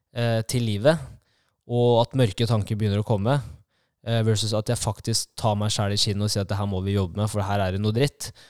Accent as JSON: {"language": "Norwegian", "town": "Kongsvinger", "region": "Innlandet", "country": "Norway", "tie": "born or raised there", "said": "Jeg er født og oppvokst eh, på Kongsvinger"}